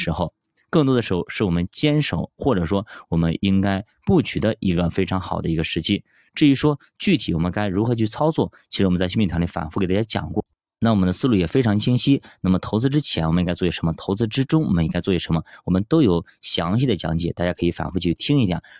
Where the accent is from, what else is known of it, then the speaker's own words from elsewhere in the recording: China; 毕竟咱们是中国人